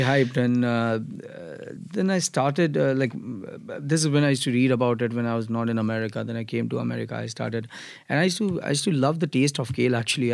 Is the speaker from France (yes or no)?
no; Mumbai, Maharashtra, India; moved away as an adult; now in United States; I come from Mumbai, Maharashtra